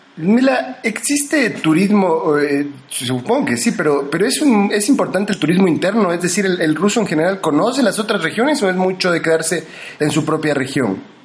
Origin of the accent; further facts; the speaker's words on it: Argentina; now in Loja, Ecuador; yo me formé en Argentina y viví de niño en la Argentina, eh, yo soy ecuatoriano de nacimiento aquí de la ciudad de Loja, pero mm, estudié en la escuela allá